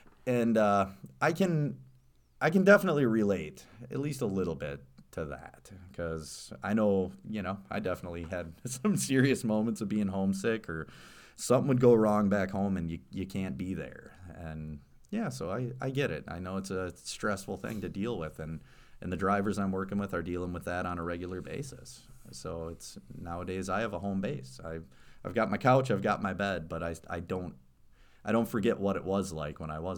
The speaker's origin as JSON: {"language": "English", "town": "Stevens Point", "region": "Wisconsin", "country": "United States", "tie": "born or raised there", "said": "Because I grew up in Stevens Point, actually, and I still remember going, taking the mountain bikes out on the Green Circle Trail."}